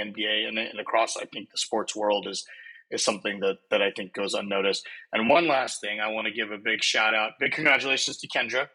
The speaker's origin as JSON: {"language": "English", "town": "Dallas", "region": "Texas", "country": "United States", "tie": "born or raised there", "said": "growing up in Dallas"}